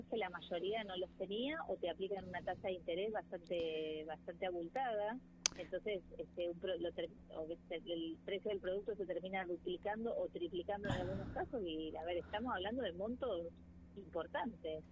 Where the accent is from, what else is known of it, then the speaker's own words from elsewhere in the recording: Argentina; el orgullo que uno siente como argentino